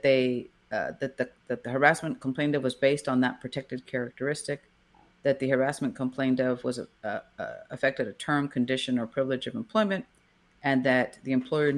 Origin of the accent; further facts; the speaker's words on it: Brownsville, Texas, United States; Growing up in Brownsville, it kind of just seemed like an interesting thing, but I hadn't really met too many lawyers. Going to the James Pace High School there in Brownsville, Texas.